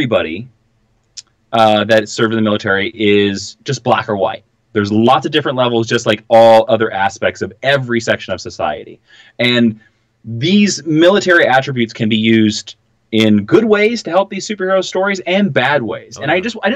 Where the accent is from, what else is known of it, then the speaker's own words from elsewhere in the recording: Midwest, United States; I'm not from the American South. I'm from the Midwest